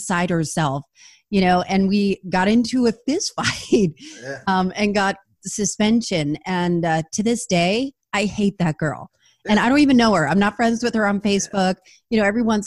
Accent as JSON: {"language": "English", "region": "New Jersey", "country": "United States", "tie": "born or raised there", "said": "I grew up in New Jersey, and in New Jersey we're loud or louder in general"}